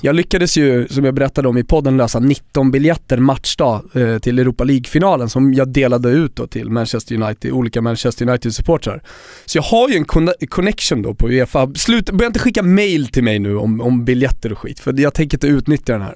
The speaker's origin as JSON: {"language": "Swedish", "country": "Sweden", "said": "jag är svensk"}